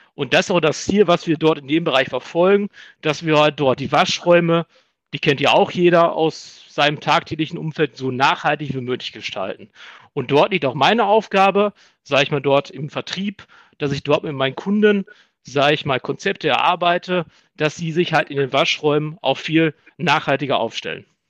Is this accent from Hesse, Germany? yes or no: no; Iserlohn, North Rhine-Westphalia, Germany; now in Dortmund, Germany; Gebürtig komme ich aber aus Iserlohn